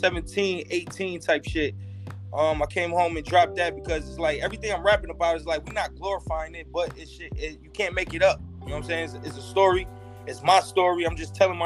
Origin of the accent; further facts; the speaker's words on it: Buffalo, New York, United States; I'm from Buffalo, man. I'm from the west side of Buffalo